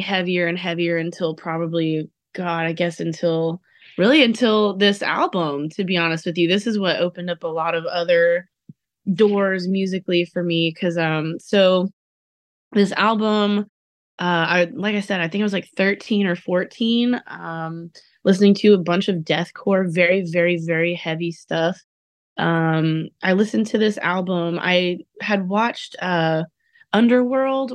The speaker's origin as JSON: {"language": "English", "region": "Texas", "country": "United States", "said": "I'm from Texas, so I also, you know, am a big country fan"}